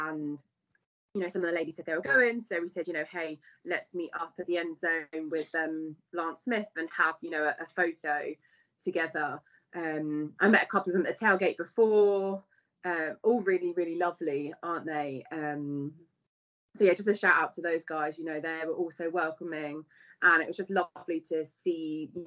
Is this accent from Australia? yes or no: no; United Kingdom